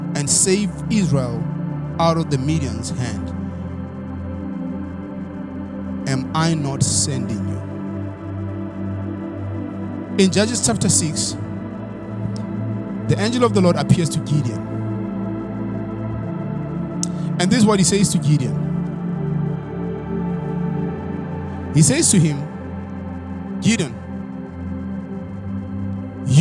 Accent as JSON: {"language": "English", "country": "South Africa", "moved": "yes", "said": "I'm standing here in the United States of America, being a South African boy from the village who accepted the word of God."}